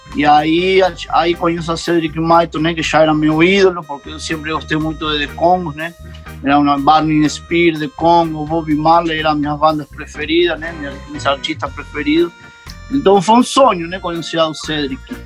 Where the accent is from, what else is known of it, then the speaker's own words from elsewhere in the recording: Buenos Aires, Argentina; Portuguese is a second language; moved away as an adult; now in Canoa Quebrada, Brazil; eu sou nasci em Buenos Aires, y soy filho de mãe brasileira y de pai de Uruguay